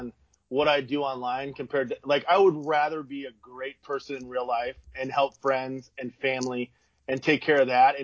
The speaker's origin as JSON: {"language": "English", "region": "Iowa", "country": "United States", "said": "I'm from Iowa. We have cornfields and like seven hills"}